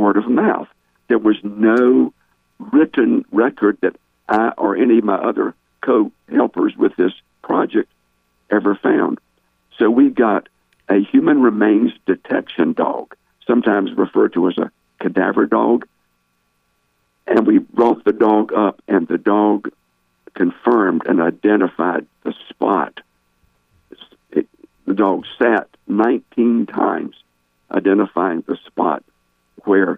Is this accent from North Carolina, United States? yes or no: yes; Smithfield, North Carolina, United States; now in Marion, United States; I was born and raised in Smithfield